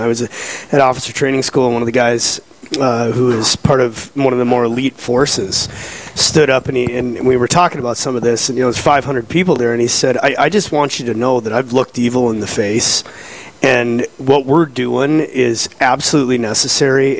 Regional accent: Fargo, North Dakota, United States; moved away; I'm from Fargo. My brother and I are from there, and so all of my remaining family is out there

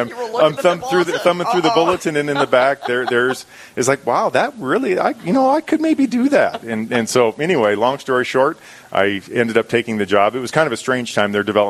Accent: Rapid City, South Dakota, United States; also born or lived in Lemmon, South Dakota; Well, I'm originally from Lemon, South Dakota. My family moved when I was 3 months old down to Rapid City. And so many siblings in the family, came from a large family. I'm the youngest of six.

